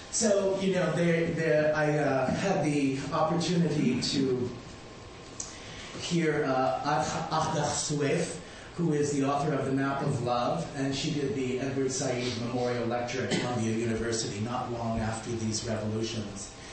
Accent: Malta; now in United States; I was um, born on the island of Malta, and we speak a dialect of Arabic, so I identify as Arab American

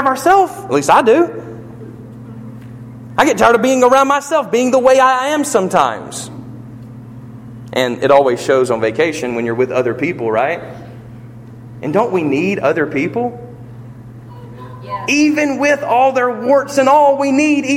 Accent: United States; We don't just live as citizens of America.

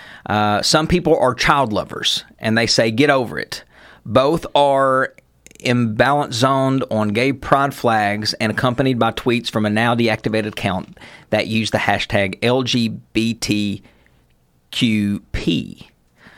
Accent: Knott County, Kentucky, United States; also born or lived in Letcher County, Kentucky; where we grew up in Knott County

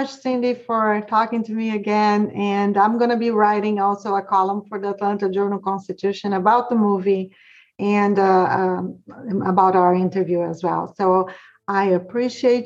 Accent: Brazil; now in Georgia, United States; I'm from Brazil, but pretty much all the movies that we watch here, we watch in Brazil too, growing up

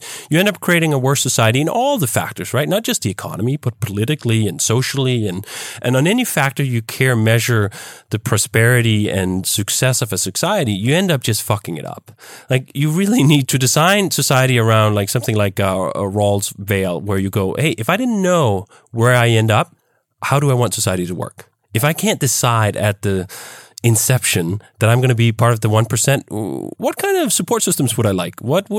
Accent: Denmark; now in United States; In fact, when I came from Denmark to here, I was astounded at just how poorly those two parts worked. When I came to the US, I had a girlfriend at the time who was enrolled in Loyola University.

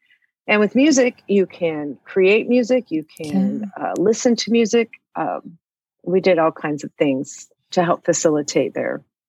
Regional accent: Arizona, United States; also born or lived in Austin, Texas; now in Columbia, United States; I'm originally from Arizona, however, okay. So I had never moved this far east.

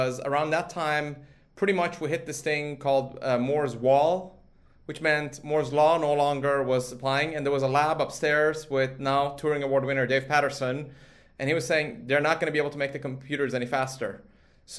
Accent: Sweden; moved away; I grew up in Sweden from a sort of age of four

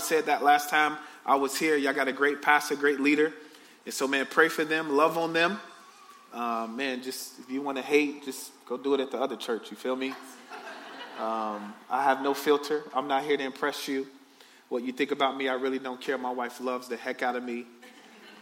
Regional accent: Chicago, Illinois, United States; I grew up in the projects on the south side of Chicago

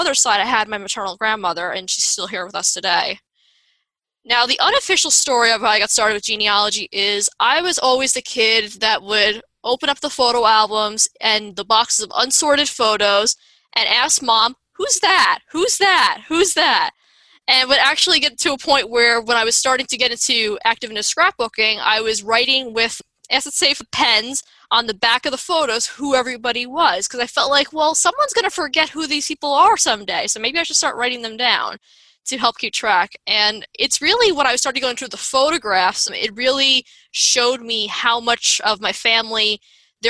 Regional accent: Long Island, New York, United States; I grew up on Long Island, New York.

